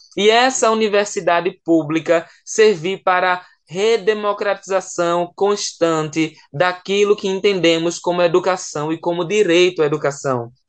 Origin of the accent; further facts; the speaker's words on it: Pernambuco, Brazil; moved away as an adult; also born or lived in João Pessoa, Paraíba; pernambucano que fui morar lá em João Pessoa para cursar a graduação